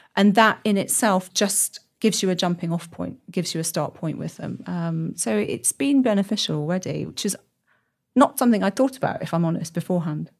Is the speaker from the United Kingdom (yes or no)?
yes; Birmingham, West Midlands, United Kingdom; moved away as an adult; also born or lived in north of England; now in Oxford, United Kingdom; I'm from Birmingham originally.